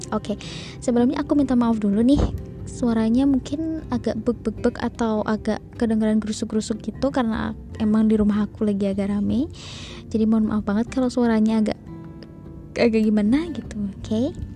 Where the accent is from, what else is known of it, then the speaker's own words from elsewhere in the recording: Klaten, Central Java, Indonesia; accent: medok; aku udah bilang aku orang Klaten jadi mungkin bahasa aku atau suara aku atau logat aku agak medok